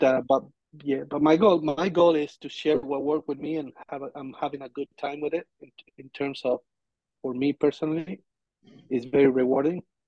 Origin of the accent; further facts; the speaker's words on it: Argentina; moved away; I'm from Argentina.